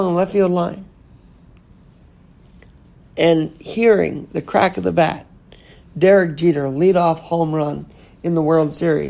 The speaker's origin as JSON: {"language": "English", "town": "New York City", "region": "New York", "country": "United States", "said": "as a New Yorker today"}